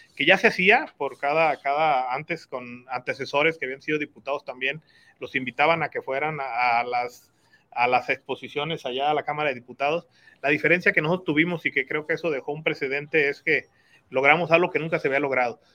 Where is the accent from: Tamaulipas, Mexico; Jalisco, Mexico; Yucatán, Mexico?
Jalisco, Mexico; Guadalajara; now in Tonalá, Mexico; Yo nací en Guadalajara. Este, tengo aquí siete años viviendo en Tonalá.